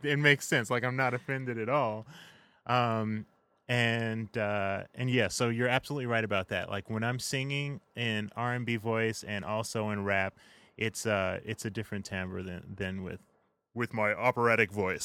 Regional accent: Chicago, Illinois, United States; I am from Hyde Park, Chi-Town, all the way through

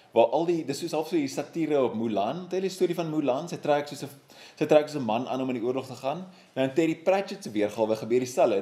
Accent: South Africa; my wye gemeenskap as 'n Suid-Afrikaner

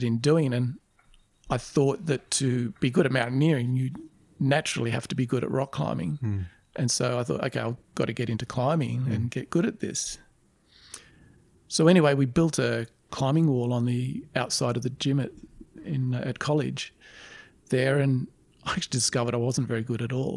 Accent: Canberra, Australian Capital Territory, Australia; I grew up in Canberra and I just walked the streets of Canberra

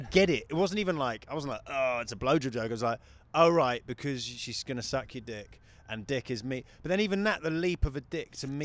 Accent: United Kingdom; moved away as an adult; also born or lived in New Zealand; now in United States; I'm a British guy

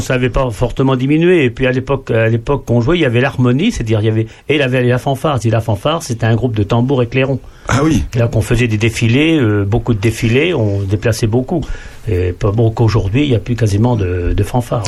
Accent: Marchebeton, Bourgogne-Franche-Comté, France; moi, je suis né à Marchebeton, c'est une petite commune qui est à 7 km de Charny

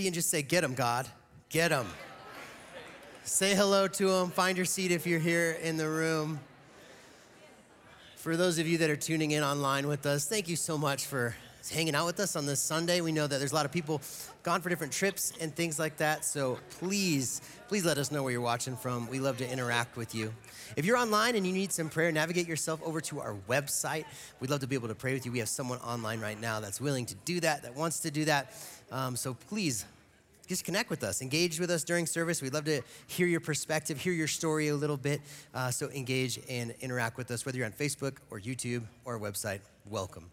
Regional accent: Eagle, Colorado, United States; also born or lived in Gypsum, Colorado; I grew up in Eagle and Gypsum

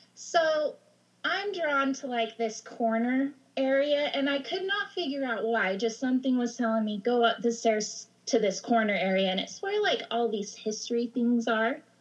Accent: Idaho, United States; also born or lived in Oregon coast; now in Oregon, United States; I grew up in Idaho. I moved to the Oregon coast

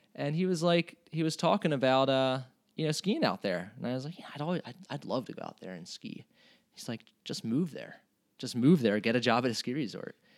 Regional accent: Hatboro, Pennsylvania, United States; moved away as an adult; also born or lived in Ketchikan, Alaska; growing up in Hatboro, Pennsylvania

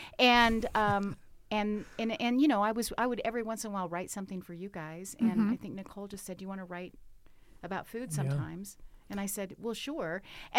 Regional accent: Southern United States, United States; I grew up in the South, and if you are from the South or know anything about Southern culture, food is the centerpiece. So I had a Southern granny

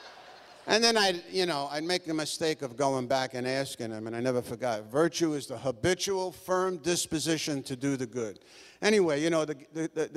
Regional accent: New York City, New York, United States; I'm from the Bronx. I was born in 1939, so I'm 72

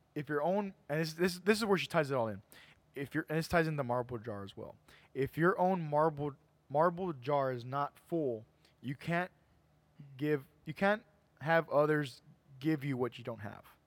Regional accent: McAllen, Texas, United States; we're all from Edinburgh, we're all from McAllen, we're all from the area

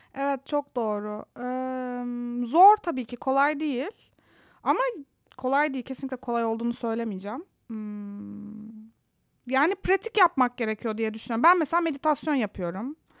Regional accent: Istanbul, Turkey; moved away as an adult; also born or lived in Antalya; now in San Francisco, United States; Ben karşıda, karşının çocuğuyum. Göztepe'de. Sonra Antalya'ya yerleştik bir ara gerçi ailemle.

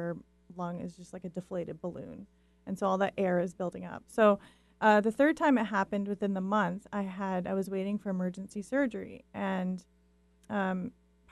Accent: White Rock, British Columbia, Canada; I come from White Rock, British Columbia, Canada

